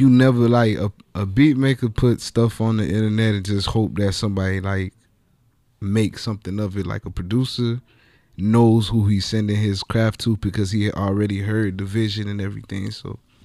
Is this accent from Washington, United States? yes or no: no; Miami, Florida, United States; I'm from Dade County